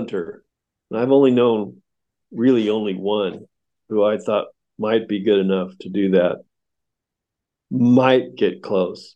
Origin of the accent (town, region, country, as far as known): United States